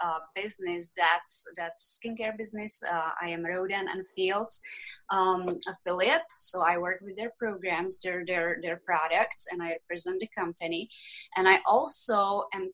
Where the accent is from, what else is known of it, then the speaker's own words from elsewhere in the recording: Czechia; English is a second language; moved away as an adult; now in United States; I am originally from the Czech Republic. I was born there, raised there. And when I was 21, I decided to leave the Czech Republic